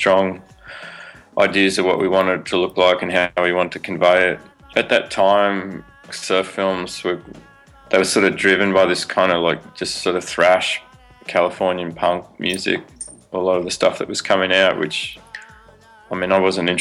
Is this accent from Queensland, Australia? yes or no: no; Sydney, New South Wales, Australia; I grew up in Sydney, so like in New South Wales